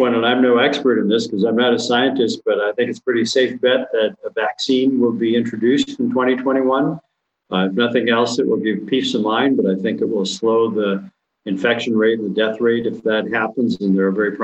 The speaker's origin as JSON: {"language": "English", "town": "Gladstone", "region": "Michigan", "country": "United States", "tie": "born or raised there", "moved": "yes", "said": "I grew up in Gladstone, Michigan, which is located in the Upper Peninsula"}